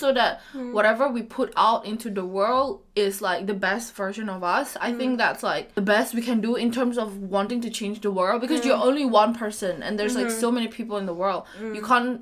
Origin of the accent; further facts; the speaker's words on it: Medan, North Sumatra, Indonesia; moved away as an adult; Medan is always home to me